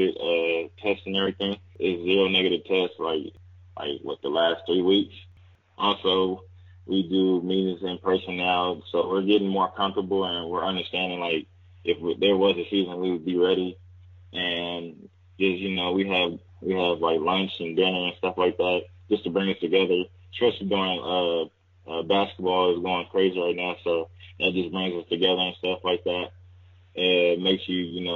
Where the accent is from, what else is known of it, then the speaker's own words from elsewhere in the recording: Fresno, California, United States; moved away as an adult; I'm a kid from Fresno